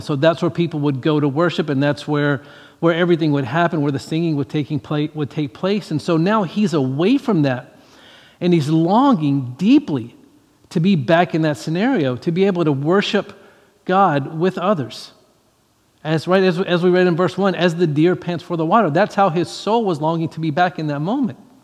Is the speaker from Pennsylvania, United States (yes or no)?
no; Louisiana, United States; I grew up in Louisiana, I grew up in the South